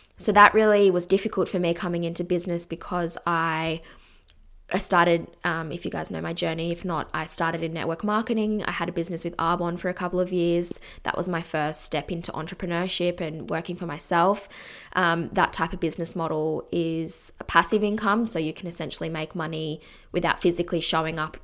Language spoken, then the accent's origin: English; Canberra, Australian Capital Territory, Australia; I grew up in Canberra